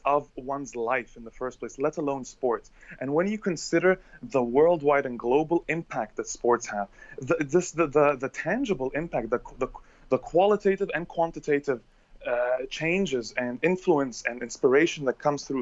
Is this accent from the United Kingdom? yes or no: no; Egypt; moved away as an adult; also born or lived in Bahrain / Saudi Arabia; I'm an Egyptian by blood, and I grew up in Egypt, and I also grew up in Bahrain and in Saudi Arabia